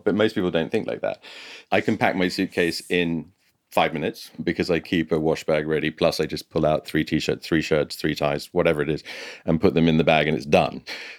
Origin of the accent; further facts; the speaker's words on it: Scotland, United Kingdom; moved away; growing up in Scotland